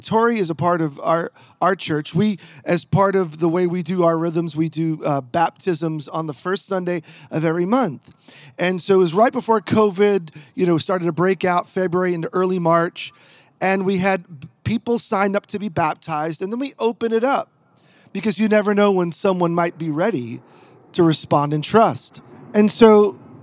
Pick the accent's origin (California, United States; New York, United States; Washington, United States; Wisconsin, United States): New York, United States; now in Portland, United States; I'm originally a New Yorker